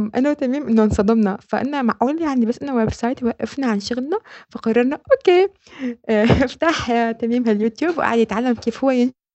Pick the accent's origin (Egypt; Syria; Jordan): Syria; moved away as an adult; now in Netherlands; نحن سوريين اجينا